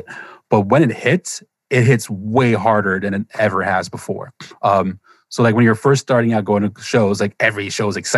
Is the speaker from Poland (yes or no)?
no; Germany; moved away; I grew up in Germany